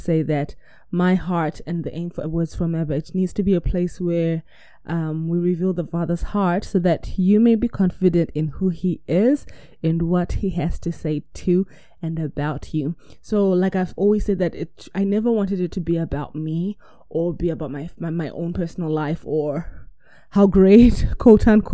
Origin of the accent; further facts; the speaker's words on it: New Zealand; I'm from New Zealand